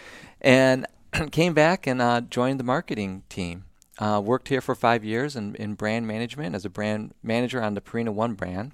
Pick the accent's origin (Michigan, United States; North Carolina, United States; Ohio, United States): Michigan, United States; Southeast; moved away; grew up in Southeast Michigan